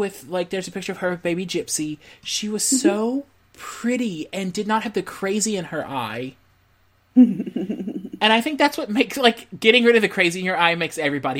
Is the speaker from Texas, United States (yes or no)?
yes; Texas, United States; now in Louisiana, United States; So I love my state of Louisiana, but I am a Texas boy at heart. Like, I grew up in Texas.